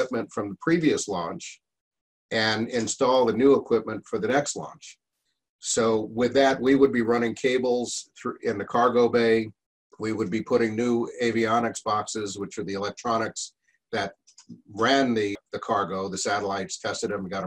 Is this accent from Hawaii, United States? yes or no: no; New York City, New York, United States; moved away as an adult; also born or lived in Norfolk, Virginia / Clearwater, Florida; growing up in New York